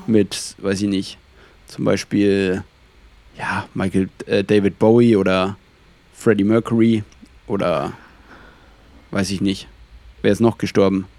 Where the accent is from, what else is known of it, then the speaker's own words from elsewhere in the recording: Franconian Switzerland, Bavaria, Germany; also Fränkische Schweiz ist ja eigentlich genau da, wo ich herkomme